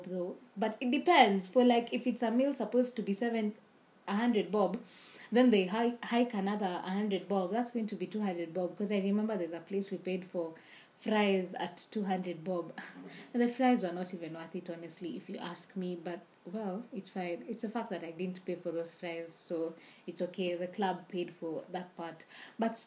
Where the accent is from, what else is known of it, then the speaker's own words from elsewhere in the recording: Nairobi, Kenya; we're from Nairobi